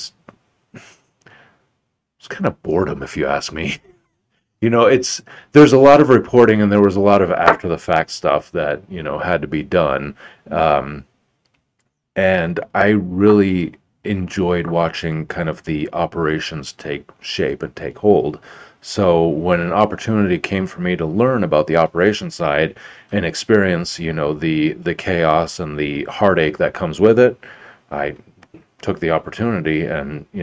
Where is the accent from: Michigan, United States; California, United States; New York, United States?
California, United States; Bay Area; moved away as an adult; also born or lived in Santa Barbara, California / Northridge, California / Tucson, Arizona / Shreveport, Louisiana; now in San Antonio, United States; So I actually grew up in California. I grew up in the northern part of it, in the Bay Area